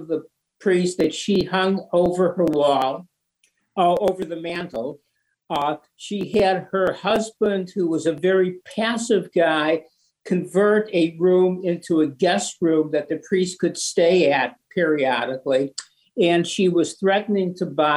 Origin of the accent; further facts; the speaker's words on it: Cleveland, Ohio, United States; moved away as an adult; now in Boston, United States; I am from Cleveland